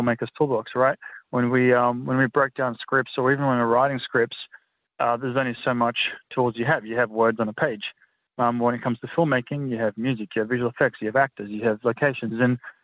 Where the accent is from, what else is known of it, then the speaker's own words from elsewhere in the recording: North Macedonia; now in Australia; I'm originally from Macedonia, which is just across the border. So the language is very, very similar